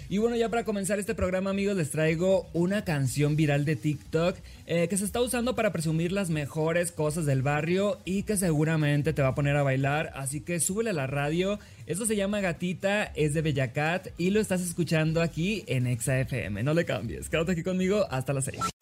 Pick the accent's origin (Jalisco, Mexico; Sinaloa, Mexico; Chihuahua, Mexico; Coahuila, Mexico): Sinaloa, Mexico; soy de Sinaloa